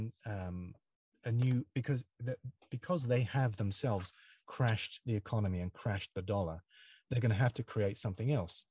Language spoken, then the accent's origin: English; United Kingdom; now in United States; I live in the USA, even though I'm British